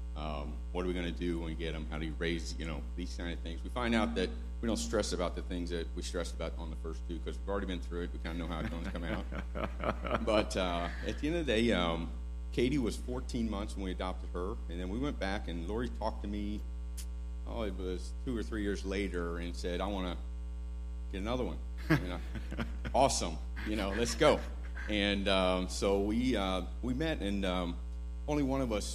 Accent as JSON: {"language": "English", "region": "Texas", "country": "United States", "said": "I'm from Texas"}